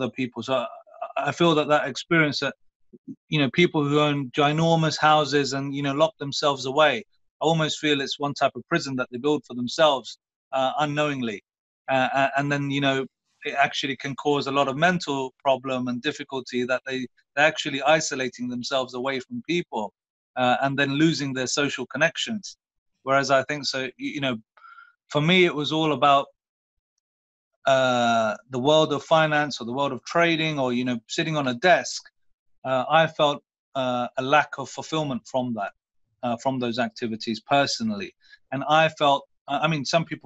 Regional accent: Luton, East of England, United Kingdom; I come from Luton. I came from a school called South Luton High School

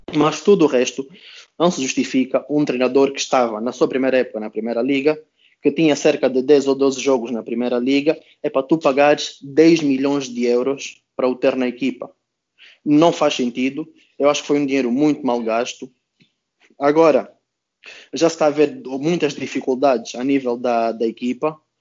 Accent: Angola; enquanto angolano

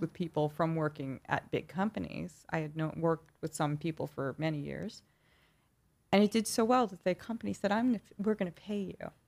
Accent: New York City, New York, United States; accent: New York accent; I grew up in Flushing in Queens.

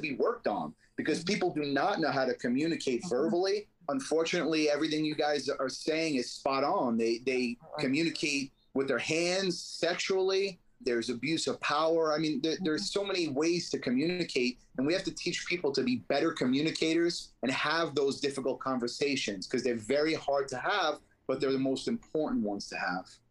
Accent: New York City, New York, United States; I grew up in Brooklyn in the streets and, you know, had a tough life

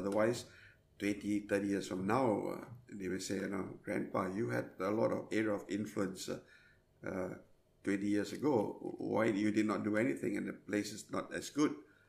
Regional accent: Singapore; also born or lived in Perth, Australia / Jakarta, Indonesia; I'm a Singaporean living in Australia 2 weeks in a month and working and having fun in Indonesia. So I kind of hover around every month between Perth, Jakarta and Singapore.

